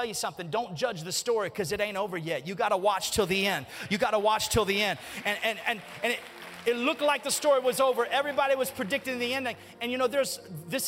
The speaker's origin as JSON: {"language": "English", "town": "Birmingham", "region": "Alabama", "country": "United States", "tie": "born or raised there", "said": "I grew up in Birmingham"}